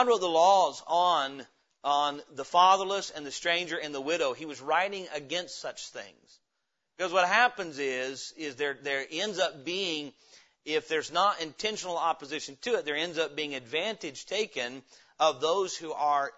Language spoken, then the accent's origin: English; Indiana, United States; moved away; also born or lived in Middle Tennessee; my grandpa had moved to Indiana for work, thus I was born there